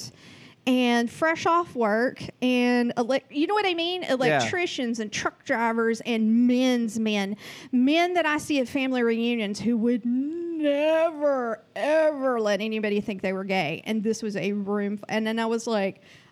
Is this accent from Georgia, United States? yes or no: yes; Georgia, United States; accent: Southeast drawl; moved away as an adult; I'm from Georgia, and this was at a time when I was fresh out of Georgia